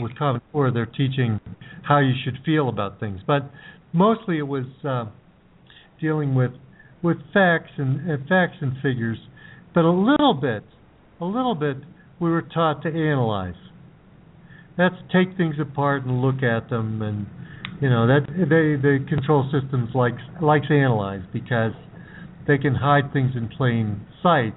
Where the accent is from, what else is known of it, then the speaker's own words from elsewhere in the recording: United States; When I was growing up in the United States